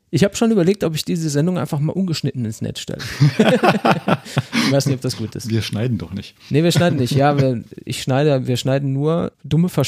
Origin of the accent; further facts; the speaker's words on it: North Rhine-Westphalia, Germany; Bei, bei uns im Pott, da sagt man dazu. Katzenwurf.